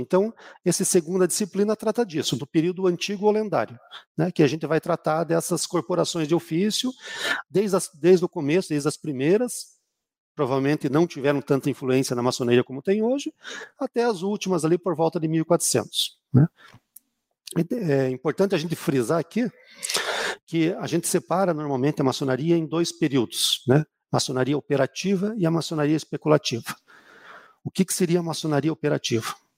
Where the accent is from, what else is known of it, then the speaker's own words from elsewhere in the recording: Curitiba, Paraná, Brazil; also born or lived in Rio de Janeiro; Eu sou de Curitiba